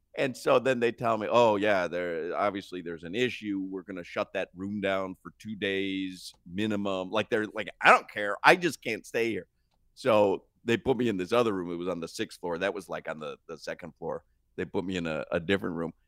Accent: Miami, Florida, United States; when you tell them Florida or Miami

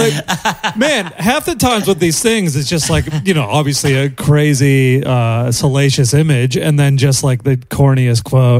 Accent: United States; moved away; everyone I grew up with in the States

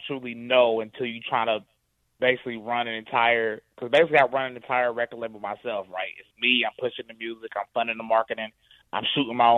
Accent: High Point, North Carolina, United States; High Point, North Carolina, born and raised

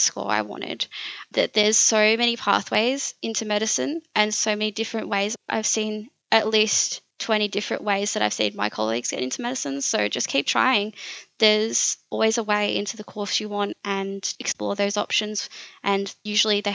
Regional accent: Warragul, Victoria, Australia; that was my hometown. I've grown up here

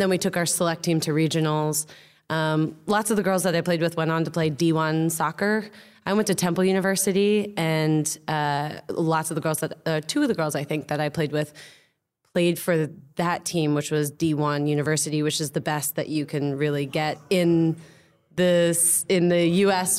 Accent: United States; also born or lived in London; now in Amsterdam, Netherlands; I'm American

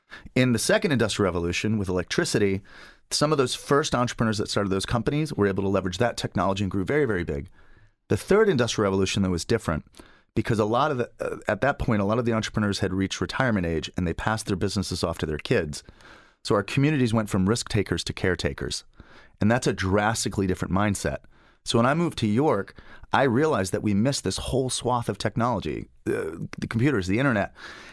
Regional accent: United Kingdom; also born or lived in Springfield, United States; I'm originally from Springfield, Massachusetts. But when I was 8, my family decided to become missionaries. So I ended up growing up in the United Kingdom, so England, Ireland, and Scotland.

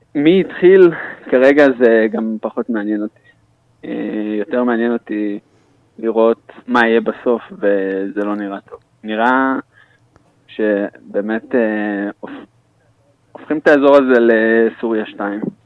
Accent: Israel; אני ישראלי

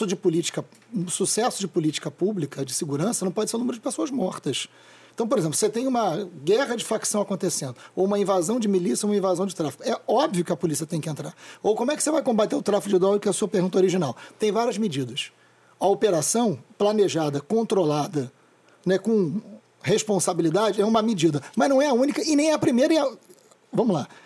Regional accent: Niterói, Rio de Janeiro, Brazil; also born or lived in São Gonçalo; Eu nasci em São Gonçalo e me mudei para o Fonsequistão, né, para o Fonseca, o lugar que eu amo de paixão, aos três anos. Vivi no Fonseca até os 40.

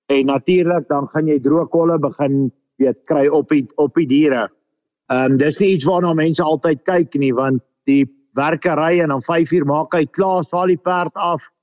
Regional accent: Lowveld, South Africa; Ons het begin in die Laagveld. Ek het groot geword in die Laagveld.

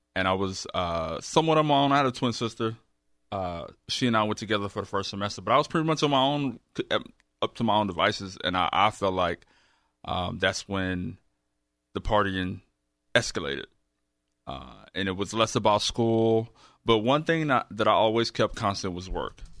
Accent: Houston, Texas, United States; I grew up right around the corner here in Navy, Southwest Houston.

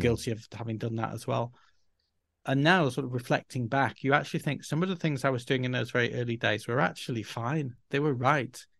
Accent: Yorkshire and the Humber, United Kingdom; first language English; moved away as an adult; also born or lived in Spain; I was from Yorkshire and could couldn't pronounce various words in acceptable ways to the foreign ear

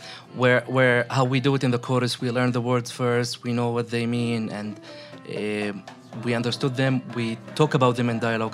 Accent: Jerusalem, Palestine; I'm a Palestinian. I live in East Jerusalem in Bet Hanina.

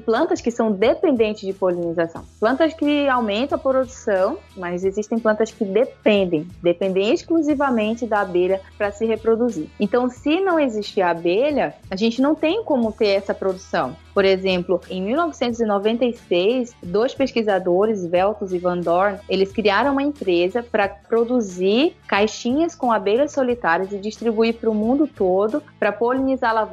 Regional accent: Pará, Brazil; now in Santa Catarina, Brazil; então, eu saí do Pará num lugar maravilhoso, e vir conhecer outro lugar maravilhoso que é o sul do Brasil. Então, eu estou morando em Santa Catarina

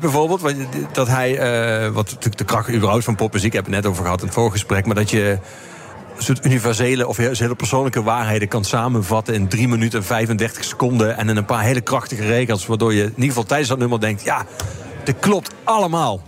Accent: Geleen, Limburg, Netherlands; Ik kom zelf uit Geleen

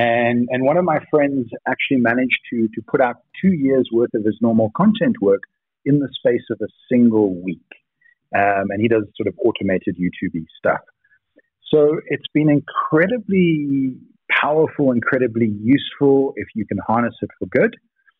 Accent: Cape Town, Western Cape, South Africa; Lots of people think I'm British. I just, you know, grew up in Cape Town and had a very uptight grandmother.

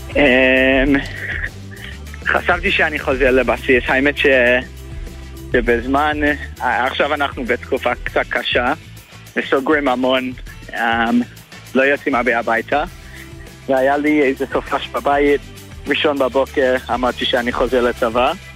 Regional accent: Melbourne, Victoria, Australia; moved away as an adult; now in Israel; עליתי מאוסטרליה, ממלבון.

